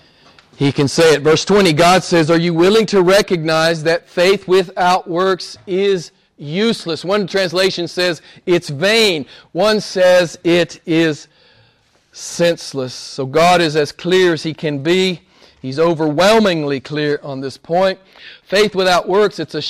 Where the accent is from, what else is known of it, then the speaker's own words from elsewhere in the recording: United States; my home country, some famous preacher in the U.S.